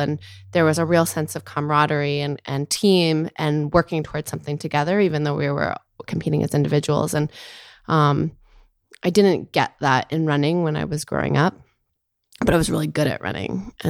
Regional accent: Maine, United States; moved away; also born or lived in New York; I was born in Maine and I grew up in Maine. I come from a family. I have two older brothers and both of my parents are lawyers.

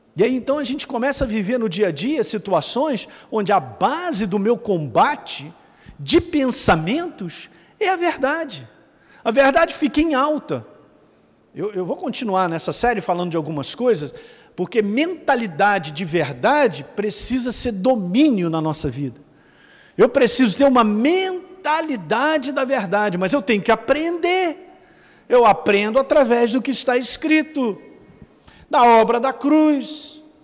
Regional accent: Rio de Janeiro, Brazil; eu sou do Rio

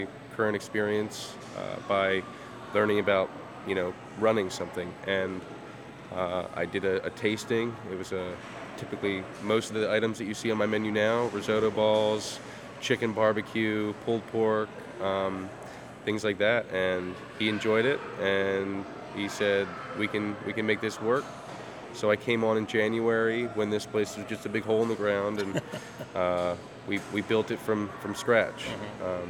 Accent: Bel Air, Maryland, United States; also born or lived in Baltimore, Maryland / Cockeysville, Maryland; I grew up in Bel Air, and then I moved into Baltimore in ninth grade

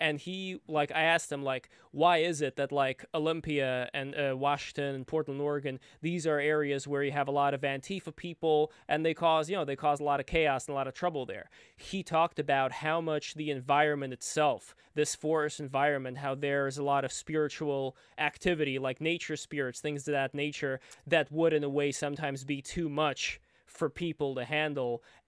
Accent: Saint Petersburg, Russia; now in New York, United States; Like, I'm from New York, I was from St. Petersburg, Russia before.

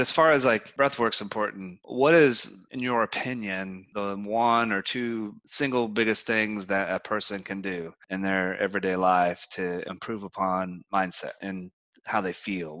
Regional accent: United States; growing up in the United States

